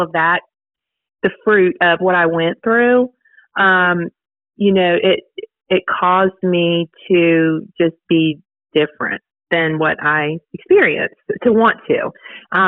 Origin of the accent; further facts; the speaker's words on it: Virginia, United States; moved away as an adult; now in Dothan, United States; I'm from Virginia originally. Moved to Dothan about 10 years ago